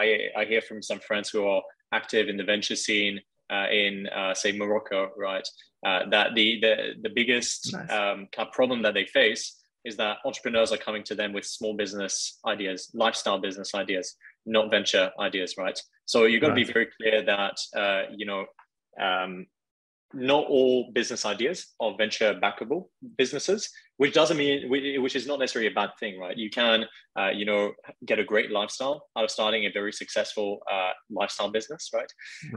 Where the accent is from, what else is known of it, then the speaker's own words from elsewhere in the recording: China; also born or lived in France; I'm from France, but I actually grew up in Asia. I lived in mainland China for a number of years.